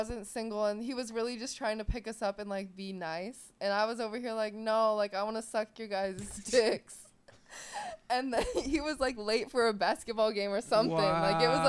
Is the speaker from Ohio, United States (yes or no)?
yes; Ohio, United States; And I'm from Ohio